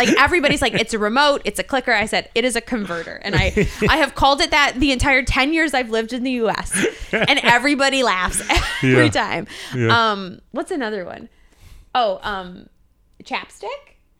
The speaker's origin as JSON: {"language": "English", "country": "Canada", "said": "It comes out if I'm with people from Canada. So if I'm like with a bunch of my friends from home or if I'm there for the weekend, you'll notice it."}